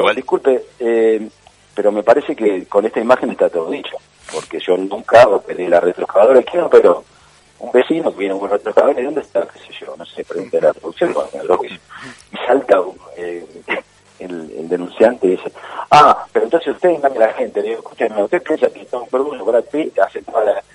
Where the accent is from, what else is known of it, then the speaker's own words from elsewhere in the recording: Balcarce, Buenos Aires Province, Argentina; moved away as an adult; now in Buenos Aires, Argentina; soy de Balcarce